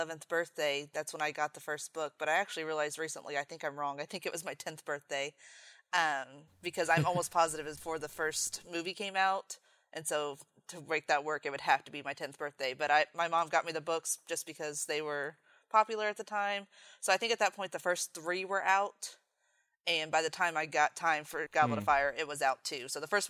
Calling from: Indiana, United States; I am in Indiana, and I'm actually currently in my classroom because I'm a teacher and I have terrible internet at home.

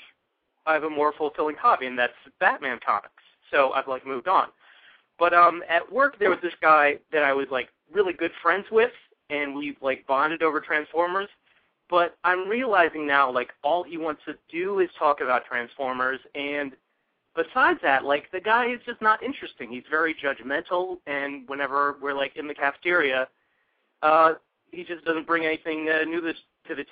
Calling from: Easton, Maryland, United States; Calling from Easton, Maryland, from my apartment

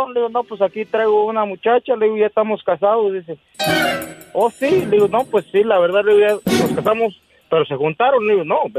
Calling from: Atlanta, Georgia, United States; de Atlanta, Georgia.

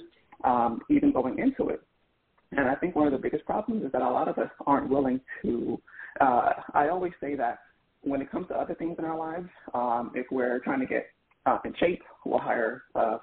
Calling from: Philadelphia, Pennsylvania, United States; calling from Philadelphia

